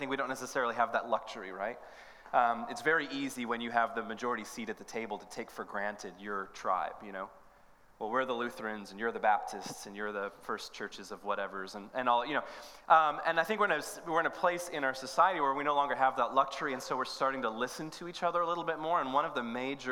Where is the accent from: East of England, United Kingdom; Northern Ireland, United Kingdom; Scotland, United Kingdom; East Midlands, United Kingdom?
Northern Ireland, United Kingdom; moved away; I'm from Northern Ireland, and another was that I grew up in the Anglican tradition